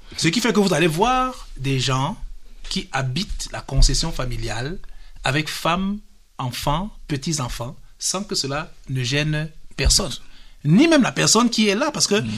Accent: Cameroon; Nous sommes des Africains, nous sommes des Camerounais.

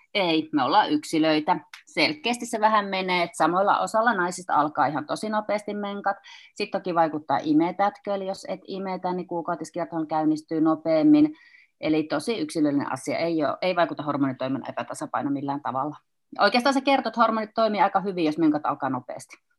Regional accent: Kuopio, North Savo, Finland; olen kuopiolainen kynekologi

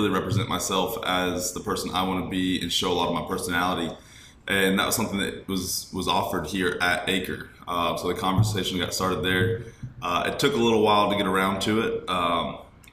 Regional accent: Smiths Station, Alabama, United States; I'm from Smith Station, Alabama, about 30 minutes down the road from Auburn

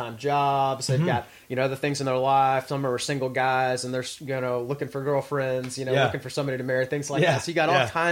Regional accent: Texas, United States; moved away as an adult; I come from Texas

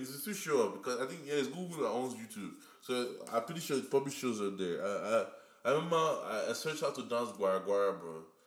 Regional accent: Nigeria; accent: Nigerian; moved away

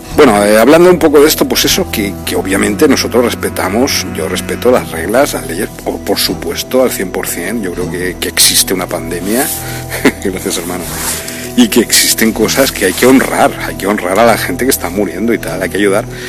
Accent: Spain; moved away as an adult; also born or lived in Brazil

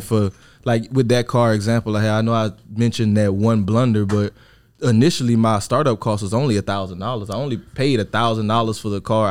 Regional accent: Opelousas, Louisiana, United States; moved away as an adult; where I'm from, I'm from Louisiana

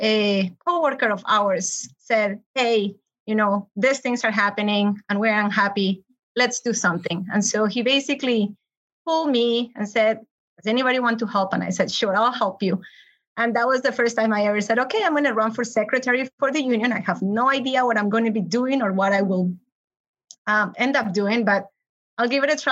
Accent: Colombia; English is a second language; also born or lived in San Diego / Los Angeles; now in United States; I'm from Colombia, originally moved to the States like 20 years ago or so.

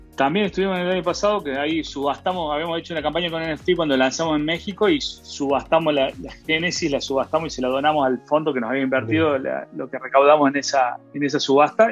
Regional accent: Argentina; me acuerdo que era muy chiquito ahorrando australes para comprar dólares

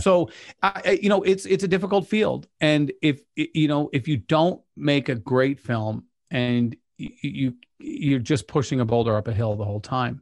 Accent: Pleasant Grove, Utah, United States; I grew up in Pleasant Grove

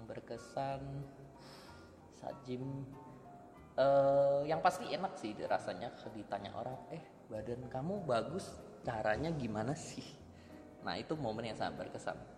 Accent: Pekanbaru, Riau, Indonesia; saya memang uh, besar di kota Pekanbaru, kemudian sempat kuliah di Malaysia selama 3 tahun.

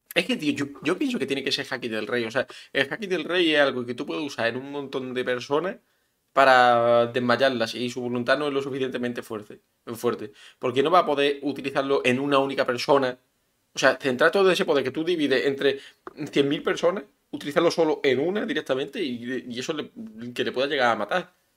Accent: Spain; de España

